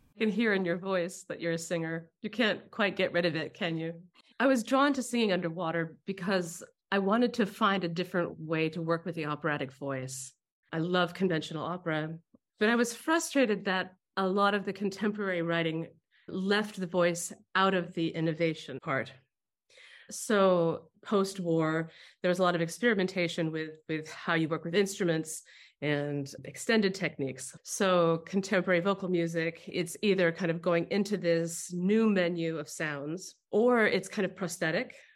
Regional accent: Albany, California, United States; I grew up next to Berkeley in a little town called Albany

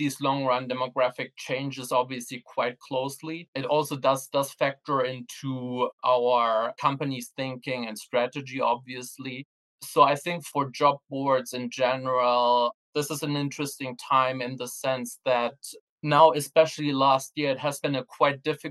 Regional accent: Germany; also born or lived in Sweden; now in United Kingdom; my home country, Germany

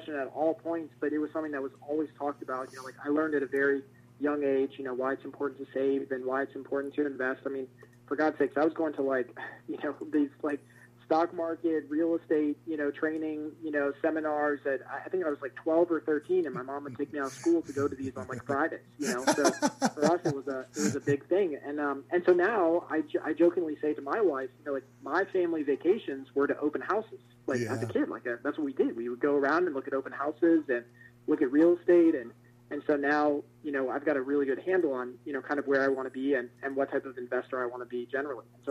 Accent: Northern Virginia, United States; moved away as an adult; also born or lived in Colorado / Pennsylvania; now in Pittsburgh area, Pennsylvania, United States; I grew up most of my life in Virginia, Northern Virginia, right outside of Washington, D.C.

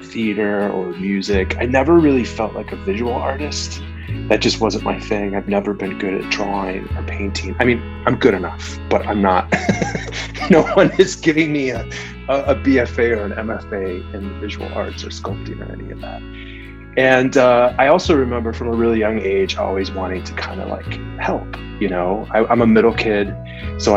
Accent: Des Plaines, Illinois, United States; also born or lived in Chicago; I grew up in Chicago. I grew up right outside the city in a northwest suburb called Des Plaines

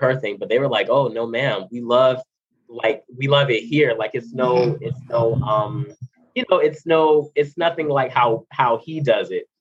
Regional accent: Miami, Florida, United States; moved away as an adult; now in California, United States; I'm from Miami, Florida. I live in California now

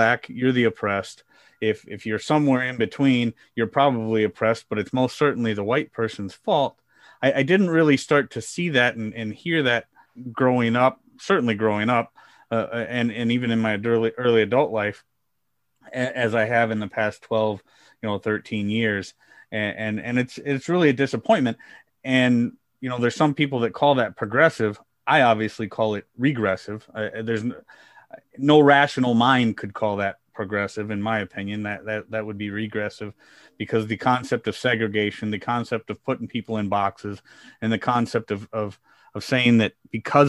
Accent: Midwest, United States; I grew up in the Midwest in the United States

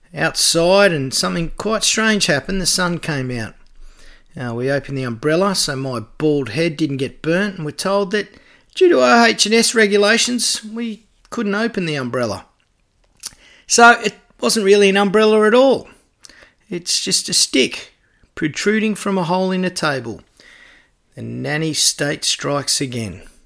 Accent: Canberra, Australian Capital Territory, Australia; also born or lived in Huskisson, Jervis Bay; my hometown of Canberra

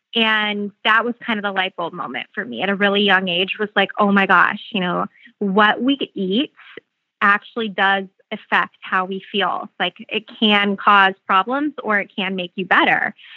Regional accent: Phoenix, Arizona, United States; I'm from Phoenix

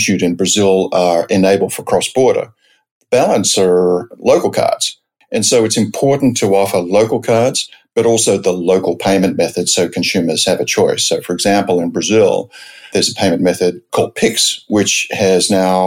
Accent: Sydney, New South Wales, Australia; moved away as an adult; also born or lived in San Francisco, United States / New York, United States; now in United States; I grew up in Australia, principally in Sydney, though a few years outside of Sydney

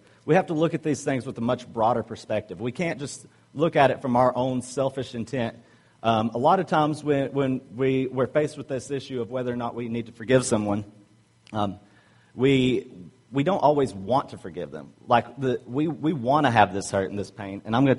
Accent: Southern US, United States; but I'm from the South, so it's Philemon in the South, not Philemon.

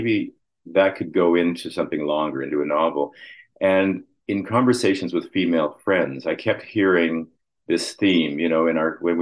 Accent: Winnipeg, Manitoba, Canada; moved away; also born or lived in Toronto; I grew up in Winnipeg.

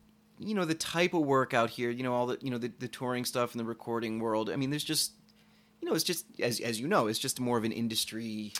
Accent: Hartford, Connecticut, United States; moved away as an adult; also born or lived in Boston / New York; So I was born in Hartford, Connecticut.

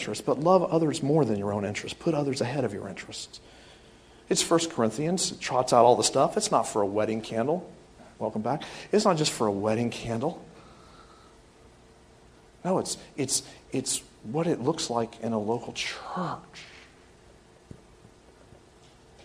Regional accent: the South, United States; I am from the South

